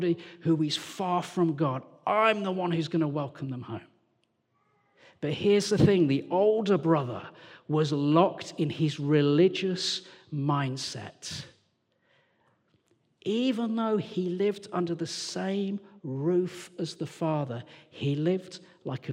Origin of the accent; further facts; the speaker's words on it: Walsall, West Midlands, United Kingdom; also born or lived in London; now in Sheffield, United Kingdom; I'm from Warsaw in the West Midlands.